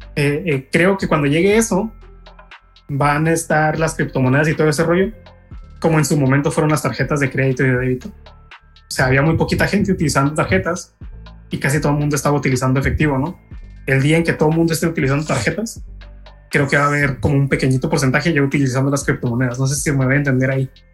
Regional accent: Mexico; nosotros los mexicanos

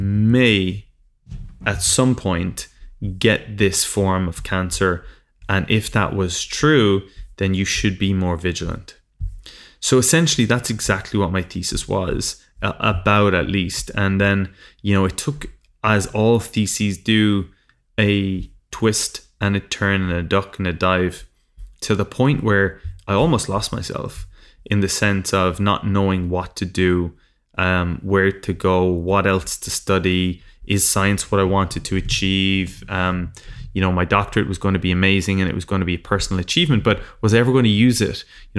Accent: Ireland; moved away as an adult; now in London, United Kingdom; I came from Ireland in the middle of nowhere and I moved over to London with a dream.

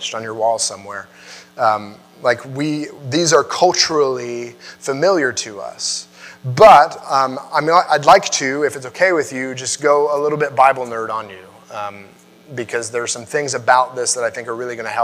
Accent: United States; I like being an American

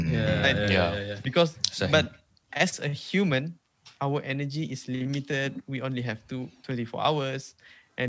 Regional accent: Sarawak, Malaysia; accent: Sarawak Malay; first language Sarawak Malay; English is a second language; English is not even my second language. My second language is Malay. My first language is Sarawak.

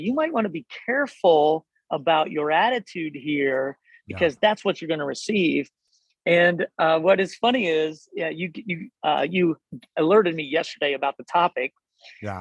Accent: Hillsboro, Ohio, United States; now in Delaware, United States; I grew up in Southern Ohio. Hillsboro

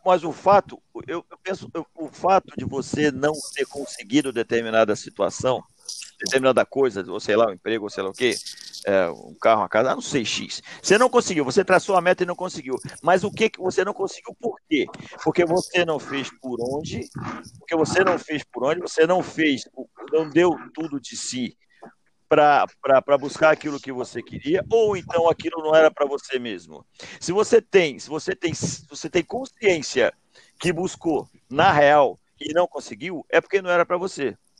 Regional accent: Mesquita, Rio de Janeiro, Brazil; de onde eu venho, lá de Juscelino, presidente Juscelino, lá, pô, distrito de Mesquita, que já foi de Nova Iguaçu

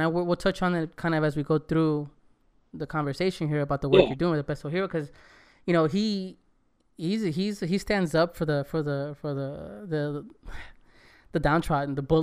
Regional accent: Los Angeles, California, United States; now in Texas, United States; I'm not from Texas, you know. I came from Los Angeles area, you know, and grew up in that microcosm of Latino

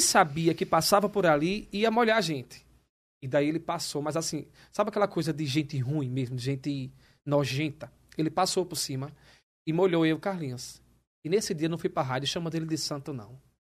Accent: Maceió, Alagoas, Brazil; now in São Paulo, Brazil; eu venho do Nordeste, de Maceió

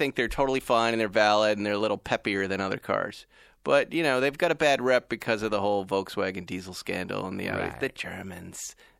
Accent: Massachusetts, United States; I grew up with guns in Massachusetts, so I get what he was saying.

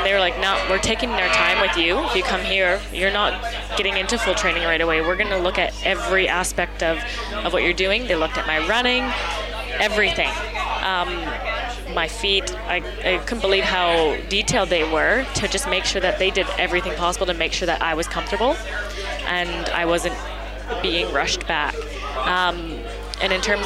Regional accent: Canada; now in Australia; being Canadian

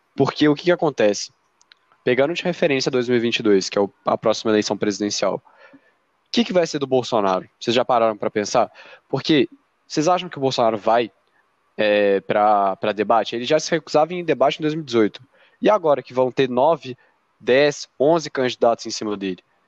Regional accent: Brazil

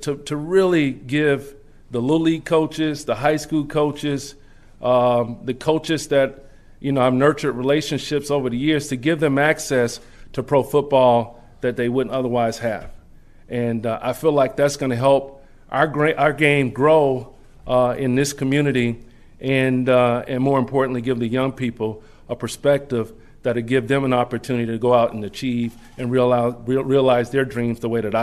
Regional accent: Charlotte, North Carolina, United States; moved away as an adult; also born or lived in Washington, D.C.; as a young boy growing up in Charlotte, North Carolina

